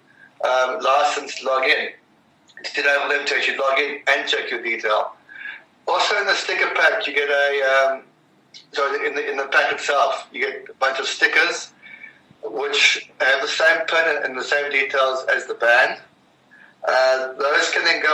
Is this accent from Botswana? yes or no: no; South Africa; I'm a South African